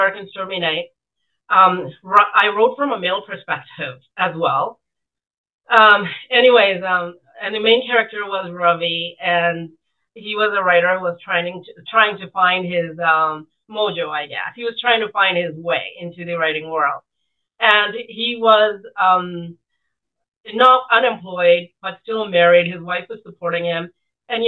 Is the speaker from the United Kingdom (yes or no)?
no; Fiji; now in Canada; in 1970s, and I grew up in Fiji at that time.